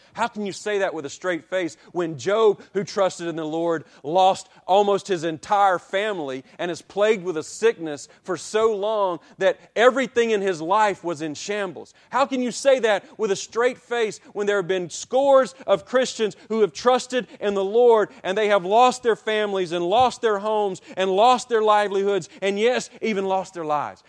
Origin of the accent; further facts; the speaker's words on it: Childersburg, Alabama, United States; moved away as an adult; I'm from Childersburg, Alabama